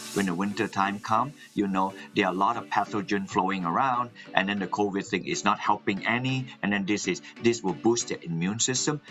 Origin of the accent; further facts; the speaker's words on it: Malaysia; moved away as an adult; also born or lived in New Zealand / Alabama, United States; now in Massachusetts, United States; Yes, I am originally from Malaysia and I in, went to New Zealand to study